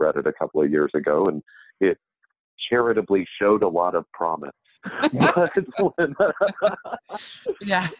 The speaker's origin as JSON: {"language": "English", "region": "Mississippi", "country": "United States", "tie": "born or raised there", "said": "I grew up in Mississippi, and I come from a family of very, very gifted storytellers"}